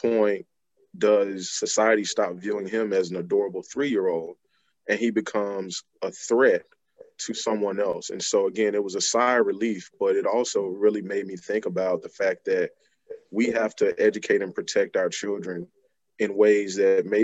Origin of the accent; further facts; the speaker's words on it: Selma, Alabama, United States; moved away as an adult; now in Delaware, United States; I'm originally from Selma, Alabama. I have been residing here in Delaware for approximately 15 years now.